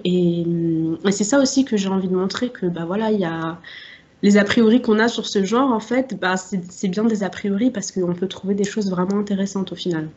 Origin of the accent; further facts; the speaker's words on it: Strasbourg, Grand Est, France; j'ai grandi à Strasbourg. Là-bas, j'y suis encore